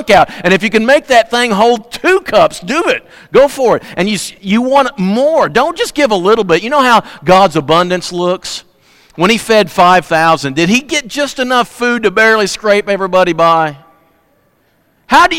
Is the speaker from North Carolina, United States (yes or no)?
no; Fredericktown, Missouri, United States; also born or lived in Kennett, Missouri; I'm from Kennett. I'm from Fredericktown